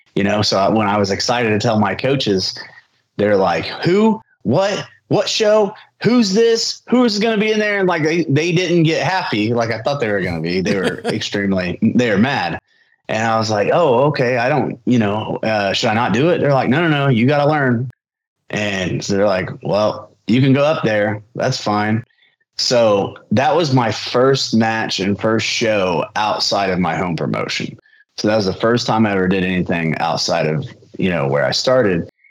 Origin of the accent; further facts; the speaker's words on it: Shelbyville, Indiana, United States; at New Era Wrestling in my hometown, Shelbyville